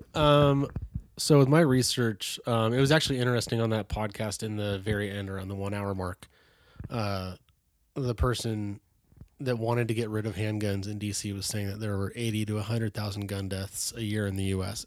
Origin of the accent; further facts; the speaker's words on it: Bay Area, California, United States; born and raised in the Bay Area, California